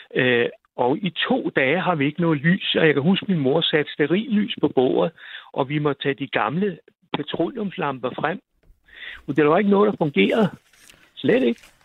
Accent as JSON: {"language": "Danish", "town": "Vor Frue", "region": "Zealand", "country": "Denmark", "tie": "born or raised there", "also_born_or_lived": "Kamstrup", "said": "derude, hvor jeg voksede op, der hed Vor"}